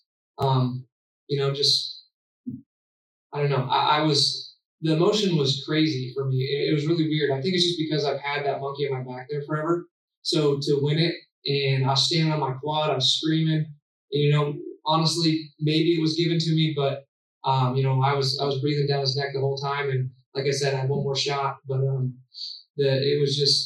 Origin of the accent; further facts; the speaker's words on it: Pennsylvania, United States; Growing up in Pennsylvania, riding clay